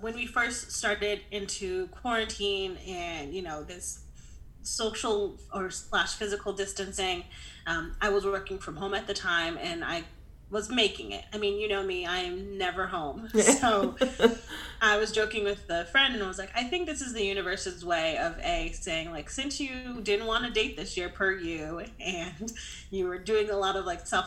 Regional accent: Connecticut, United States; moved away as an adult; now in Austin, United States; I'm originally from Connecticut, born and raised, went to college there

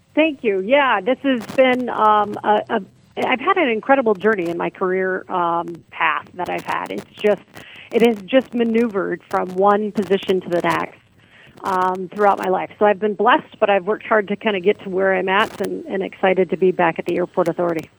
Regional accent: Carson City, Michigan, United States; now in Lansing, United States; I grew up in Carson City

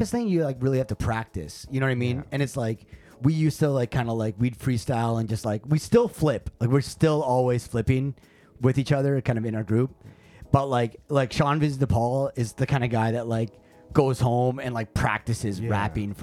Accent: Thunder Bay, Ontario, Canada; moved away as an adult; also born or lived in Toronto area, Ontario; now in Japan; I moved back home to my hometown

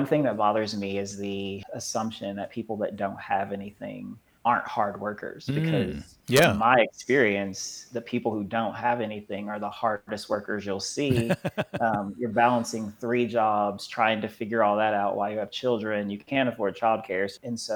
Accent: Madisonville, Kentucky, United States; I'm from Madisonville in Western Kentucky

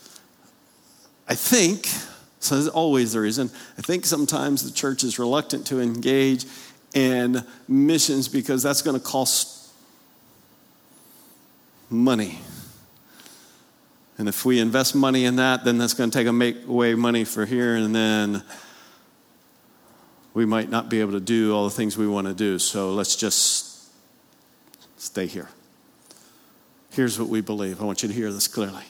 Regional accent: Pennsylvania, United States; moved away; I grew up north of the Mason-Dixon line, Pennsylvania

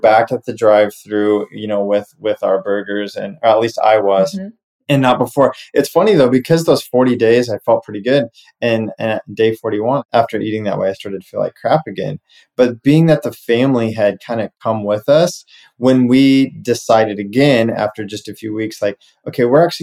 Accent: Nebraska, United States; moved away; we're originally from Nebraska

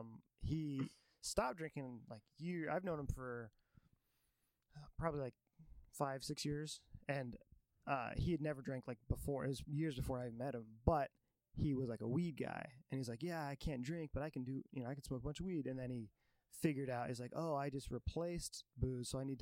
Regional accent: Vancouver, Washington, United States; also born or lived in Tacoma; From is a tricky thing because I moved around a lot growing up, like super white trash, mm-hmm. where I was getting evicted and stuff. But I was born in Tacoma, and then I lived mostly in like the Vancouver, Washington area

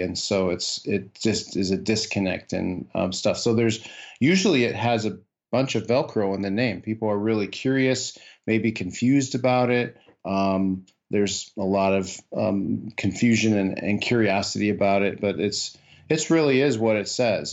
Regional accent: Iowa, United States; moved away as an adult; also born or lived in northern Minnesota / Washington, D.C.; I grew up in the Midwest. I grew up in Iowa

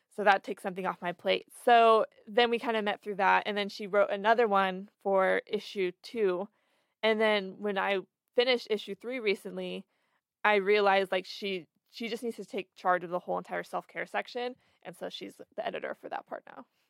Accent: Florence, Oregon, United States; now in Eugene, United States; I'm from Florence, which is only an hour and a half from here

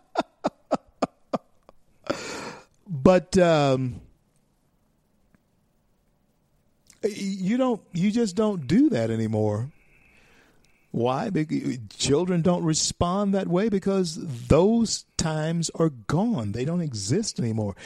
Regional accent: Shreveport, Louisiana, United States; That's where I was born. I was born in Confederate Memorial Hospital, Shreveport, Louisiana.

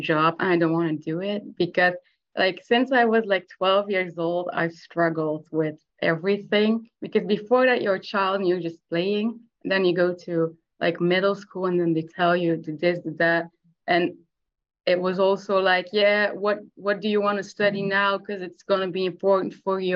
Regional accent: Belgium; I'm from Belgium.

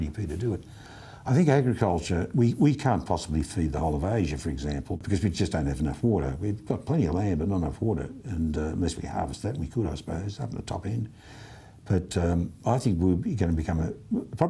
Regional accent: Australia

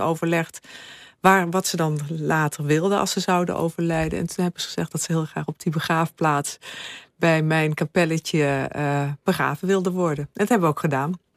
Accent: Limburg, Netherlands; ik kom uit Limburg

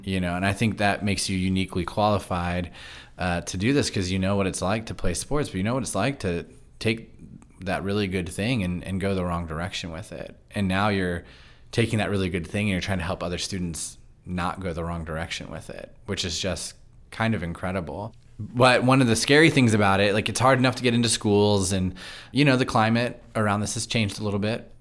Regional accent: Loudoun County, Virginia, United States; moved away; I grew up in Loudoun County, but I went to church in Fairfax County.

